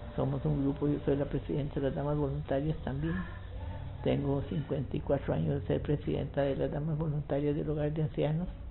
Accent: Palmares, Alajuela, Costa Rica; also born or lived in San Ramón, Costa Rica; now in Alajuela, Costa Rica; yo soy de Palmares, nací en Palmares, pero fui a vivir a San Ramón.

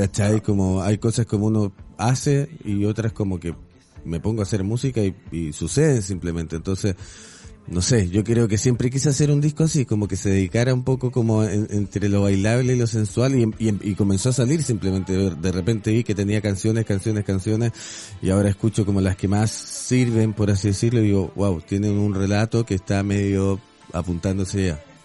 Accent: Chile; moved away as an adult; also born or lived in Mexico City; now in Mexico; como chileno, que soy re tranquilo

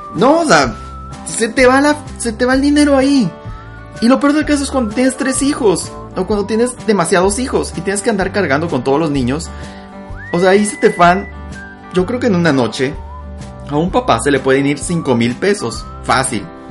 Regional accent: Sonora, Mexico; soy de Sonora

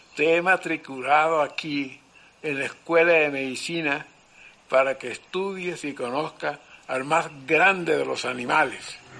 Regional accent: Lorica, Córdoba, Colombia; Nací en Lorica el 17 de marzo del 1920

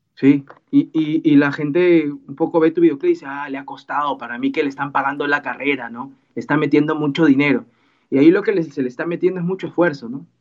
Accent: Peru; mi país, en Perú

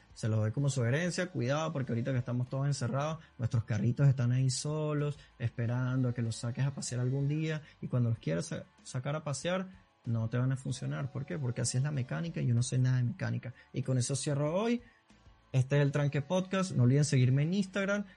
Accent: Caracas, Capital District, Venezuela; accent: caraqueño sifrino; yo soy venezolano

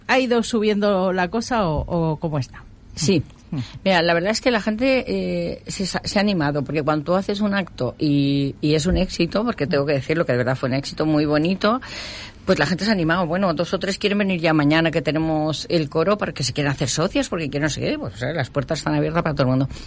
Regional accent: Alicante, Valencian Community, Spain; Yo soy de de Alicante, ¿eh?

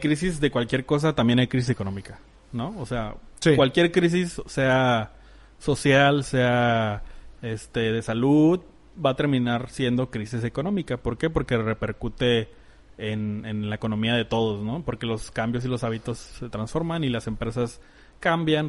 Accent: Mexico; en México estamos muy aculturados a ser muy calurosos o muy cercanos

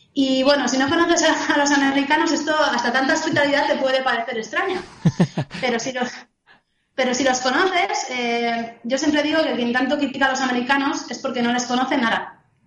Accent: Spain; soy fisio de España

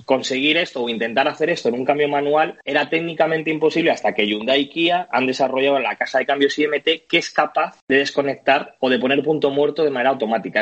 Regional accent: Madrid, Community of Madrid, Spain; como madrileño

